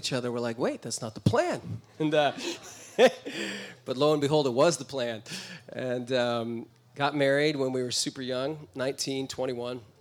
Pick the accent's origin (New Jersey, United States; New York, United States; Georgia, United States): New Jersey, United States; I was born in New Jersey. It's on the eastern side of the United States.